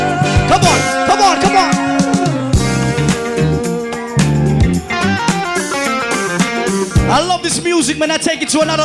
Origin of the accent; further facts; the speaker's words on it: Virginia Beach, Virginia, United States; we in West Virginia right now. I'm from Virginia Beach, this is how we party in the city.